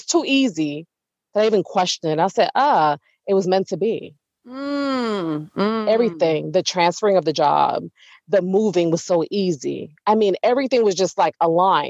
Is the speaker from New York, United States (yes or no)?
yes; New York City, New York, United States; moved away as an adult; now in Houston, United States; I'm originally from Brooklyn, New York, East New York